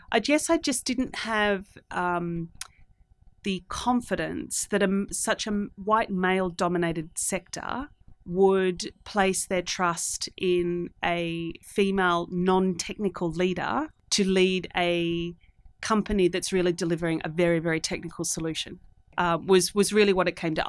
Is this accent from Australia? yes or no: yes; Australia; moved away as an adult; also born or lived in Singapore; I'm from Australia.